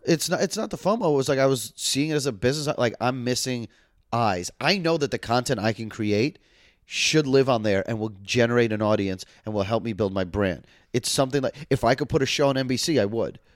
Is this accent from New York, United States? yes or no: yes; New York City, New York, United States; I grew up in Manhattan